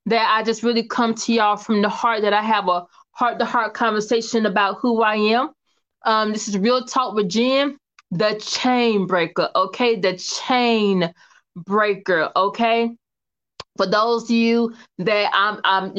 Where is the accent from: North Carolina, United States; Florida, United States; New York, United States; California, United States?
North Carolina, United States; Kinston; also born or lived in Atlanta, Georgia; I'm from Kinston, North Carolina, okay? K-Town, okay, all right. Small town girl with a big town dream